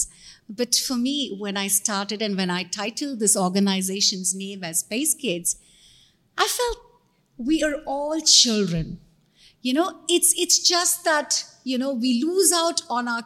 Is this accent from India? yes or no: yes; Hyderabad, Telangana, India; my state, Andhra Pradesh, because I hail from Hyderabad